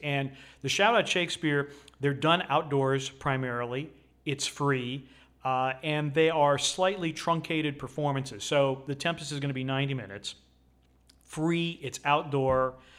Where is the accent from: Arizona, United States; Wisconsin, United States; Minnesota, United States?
Wisconsin, United States; moved away; also born or lived in Chicago; I grew up in Wisconsin